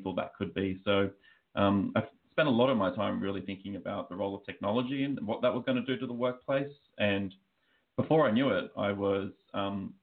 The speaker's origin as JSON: {"language": "English", "country": "Australia", "accent": "Australian", "moved": "yes", "lives_now": "United States", "said": "as you can probably tell by my accent, I am Australian, but I'm actually living out in the US."}